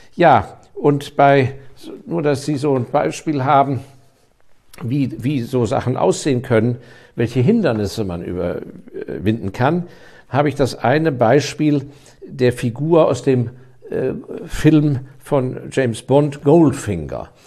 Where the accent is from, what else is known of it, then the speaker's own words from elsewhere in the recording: Germany; ich bin Deutscher